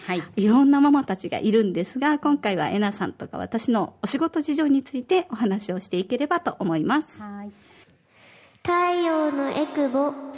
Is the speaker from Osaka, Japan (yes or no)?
yes; Osaka, Japan; now in Okinawa, Japan; 大阪出身で、小学五年生と三年生の二人の子育て真っ最中です